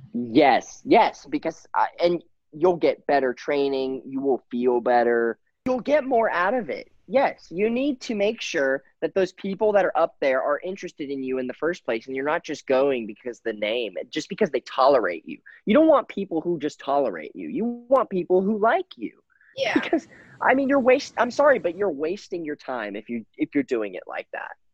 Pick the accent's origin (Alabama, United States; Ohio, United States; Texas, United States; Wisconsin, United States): Texas, United States; Houston; I grew up in Houston. So I lived in Houston. I grew up in Houston